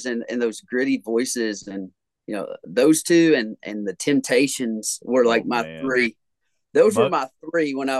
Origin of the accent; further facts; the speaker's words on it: Grayson County, Kentucky, United States; when I was growing up in Grayson County, Kentucky.